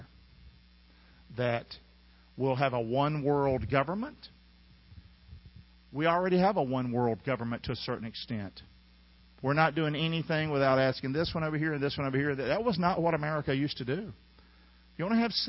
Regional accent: Inglewood, California, United States; Grew up here in Inglewood

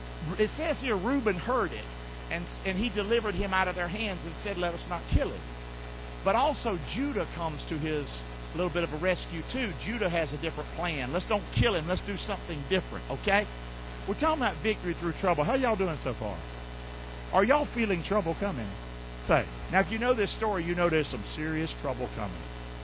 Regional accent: Rockingham, United States; I'm from Rockingham.

